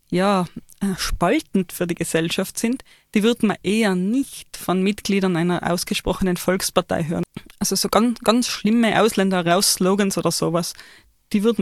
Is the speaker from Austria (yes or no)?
yes; Austria